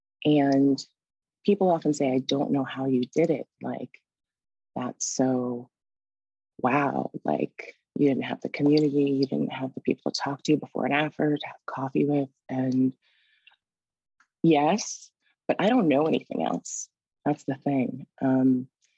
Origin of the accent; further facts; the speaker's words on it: Washington, D.C. area, a suburb in Northern Virginia, United States; I'm originally from the Washington, D.C. area, a suburb in Northern Virginia.